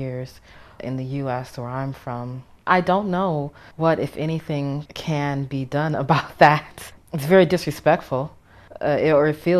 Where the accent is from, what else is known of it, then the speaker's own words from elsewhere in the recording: United States; moved away as an adult; also born or lived in South Korea / Netherlands; now in China; I'm an American